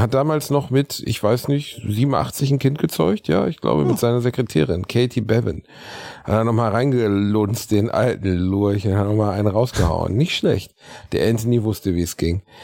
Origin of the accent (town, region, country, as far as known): Gelsenkirchen, North Rhine-Westphalia, Germany; born or raised there